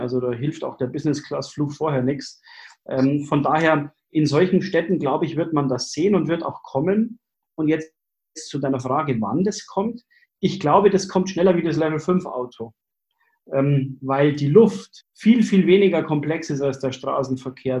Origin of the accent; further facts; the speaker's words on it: Germany; bei uns in Deutschland